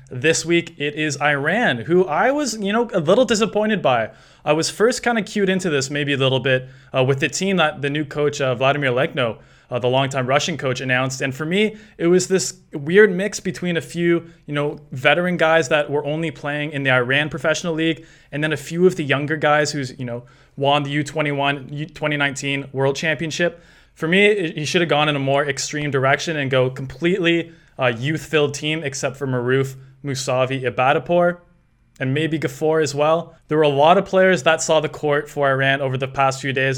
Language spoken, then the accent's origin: English; Canada; as a Canadian